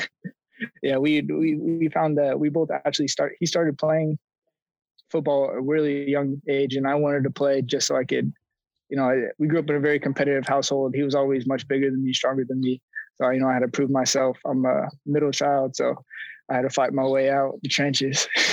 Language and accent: English; Roseville, California, United States; moved away as an adult; also born or lived in Los Angeles, United States; now in Miami, United States; I was born and raised in Roseville, California